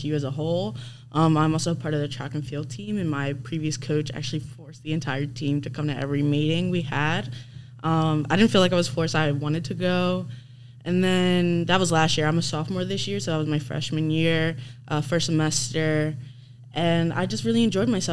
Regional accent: Pennsylvania, United States; now in North Carolina, United States; I am from Pennsylvania

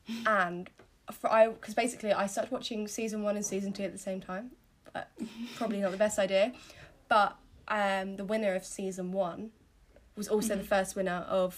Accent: Croydon, London, United Kingdom; I'm from Croydon

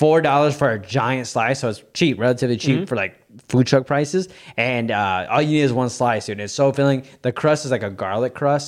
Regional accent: Illinois, United States; we're from Illinois, so deep dish is a staple.

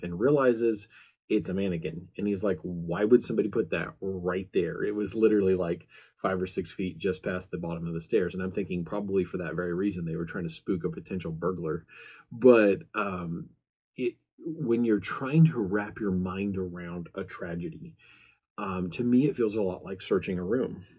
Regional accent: American Midwest, United States; I'm from the American Midwest

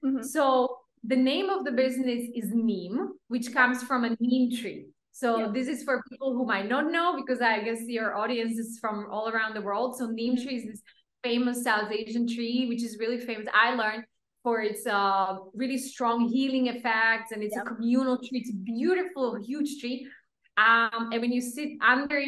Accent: Slovakia; moved away; also born or lived in Pakistan

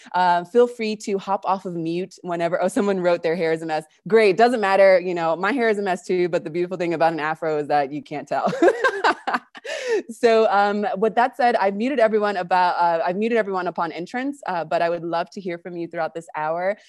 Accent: California, United States; moved away as an adult; now in Argentina; I'm originally from California, but I've been living in Argentina since two thousand twelve

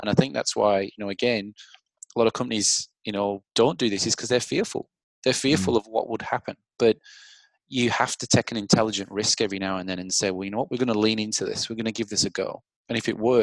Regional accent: England, United Kingdom; now in Australia; I'm English

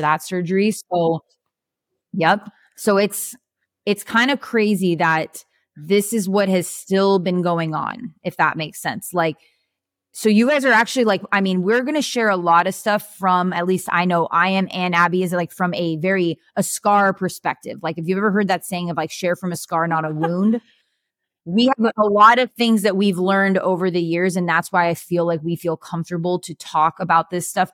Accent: California, United States; moved away as an adult; now in Arizona, United States; We're from California

